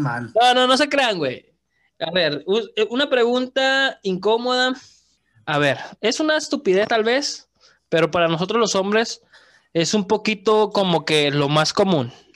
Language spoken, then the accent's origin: Spanish; Veracruz, Mexico; soy de Veracruz